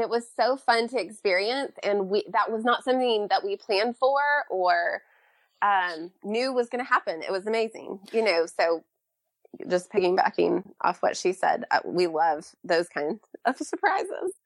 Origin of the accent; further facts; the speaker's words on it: Bentonville, Arkansas, United States; moved away; also born or lived in Nashville; I grew up in Bentonville, Arkansas, which is the hometown of Walmart